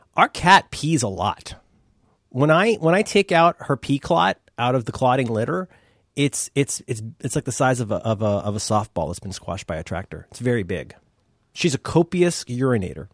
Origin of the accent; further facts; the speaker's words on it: Ohio, United States; I'm from Ohio